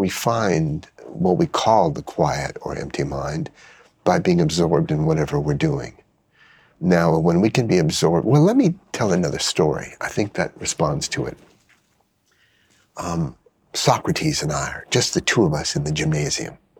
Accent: United States; an American who's an expert in mindfulness

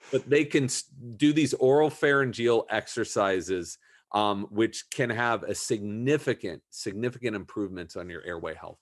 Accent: Southern California, United States; I grew up in Southern California

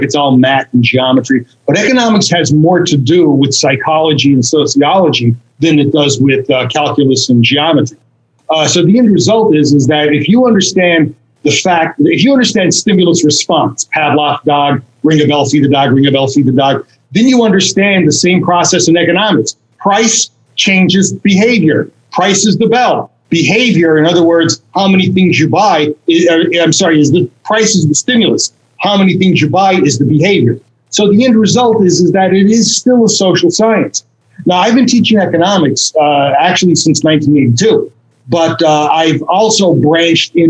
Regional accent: Scranton, Pennsylvania, United States; moved away as an adult; now in Costa Rica; I'm from the Scranton Wilkes-Barre area, the northeast part of Pennsylvania.

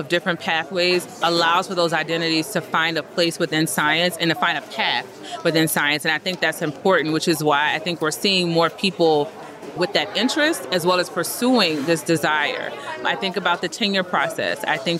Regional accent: the South, United States; I won't give all the cliche sayings because I am from the South and we love them.

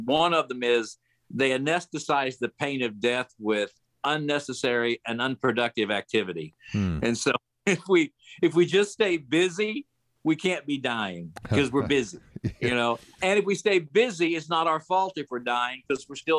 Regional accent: Kansas, United States; And I'm from Kansas and live out here now in the middle of Kansas.

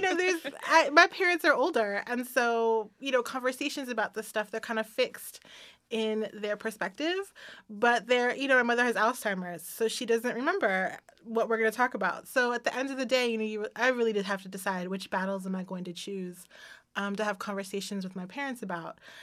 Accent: Washington, District of Columbia, United States; I remember growing up in Washington, D C

